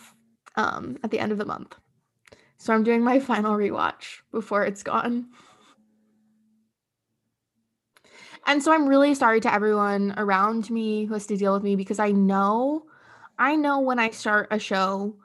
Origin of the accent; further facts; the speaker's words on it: Santa Cruz, California, United States; growing up in Santa Cruz, we went to so many like beach bonfires constantly